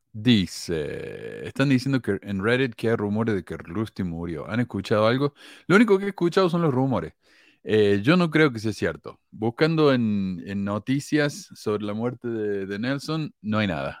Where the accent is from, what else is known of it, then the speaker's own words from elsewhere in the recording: Córdoba, Argentina; accent: cordobés; yo nací en Argentina donde todo el mundo es católico, yo me crié católico